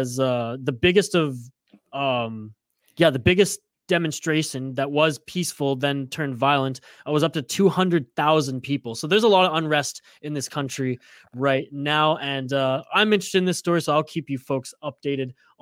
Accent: Canada; as a Canadian

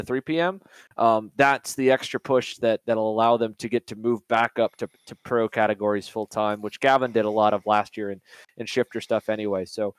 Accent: United States; as an American, to see more guys want to come and race over here, there's a lot of pride in that that I take

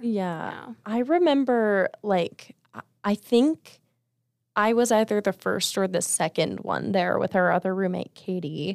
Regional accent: Las Vegas, Nevada, United States; moved away as an adult; I'm from Vegas

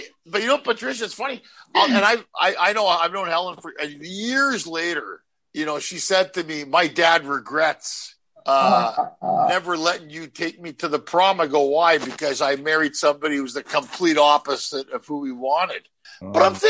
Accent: Ottawa, Ontario, Canada; moved away as an adult; also born or lived in Montreal; now in Los Angeles, United States; I grew up in Ottawa

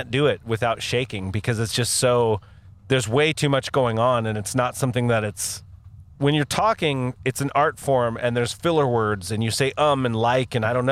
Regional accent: Northern California, United States; it's not our fault we grew up in Northern California

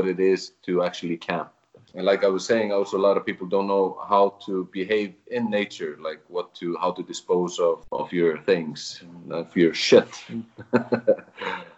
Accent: Reykjavik, Capital Region, Iceland; moved away as an adult; now in Vík, Iceland; I am originally from Reykjavik, but I started coming here to Vík

